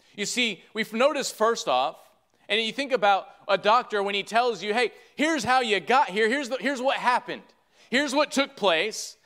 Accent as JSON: {"language": "English", "region": "Michigan", "country": "United States", "said": "I'm from Michigan"}